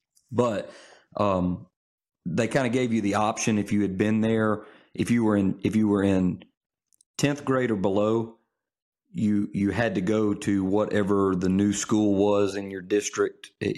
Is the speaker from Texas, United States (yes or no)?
no; Olive Branch, Mississippi, United States; also born or lived in Memphis; I was born in Memphis, but I'm, for all intents and purposes, I'm from DeSoto County. So I graduated high school in Olive Branch.